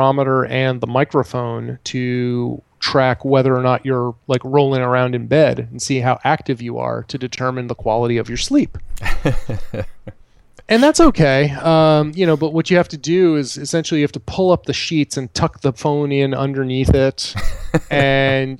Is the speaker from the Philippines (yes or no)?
no; Vermont, United States; born or raised there